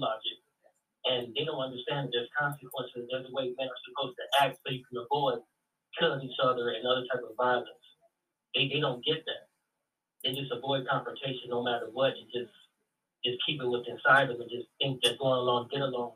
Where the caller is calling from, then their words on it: Chicago, Illinois, United States; I'm calling from Chicago